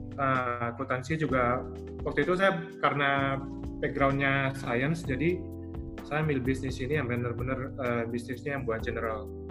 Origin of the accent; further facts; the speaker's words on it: Padang, West Sumatra, Indonesia; moved away as an adult; also born or lived in Jakarta; kalau ditanya lahir di mana, saya dari Padang